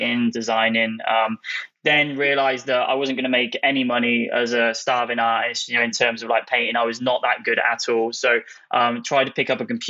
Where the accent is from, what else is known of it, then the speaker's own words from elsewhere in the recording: England, United Kingdom; moved away as an adult; now in San Francisco, United States; I'm from England, the UK, and came over here about 4 years ago